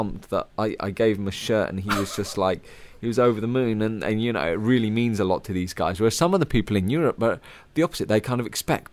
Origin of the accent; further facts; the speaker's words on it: United Kingdom; as a British rider